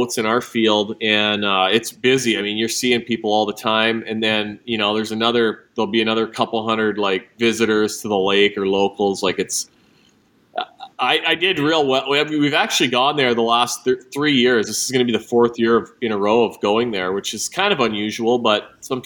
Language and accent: English; Kenora, Ontario, Canada; From Lake of the Woods, Kenora, Ontario, and, grew up fishing, had access to a boat as a little kid.